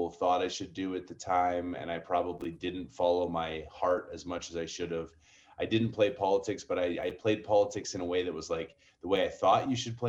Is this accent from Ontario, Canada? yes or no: no; Calgary, Alberta, Canada; moved away as an adult; also born or lived in New York, United States; now in Denver, United States; I grew up in Calgary